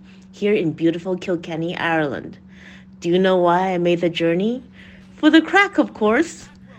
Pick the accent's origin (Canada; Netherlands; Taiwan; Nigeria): Taiwan; from Taiwan